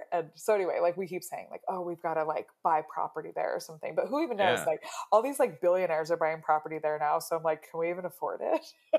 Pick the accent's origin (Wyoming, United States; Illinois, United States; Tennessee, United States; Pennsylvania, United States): Wyoming, United States; also born or lived in Colorado / Utah; And obviously I grew up in Wyoming and Colorado and Utah.